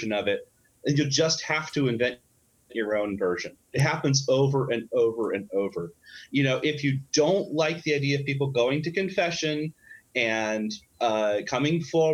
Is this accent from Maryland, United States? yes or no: no; Illinois, United States; in my hometown in Illinois, there was a Southern Baptist church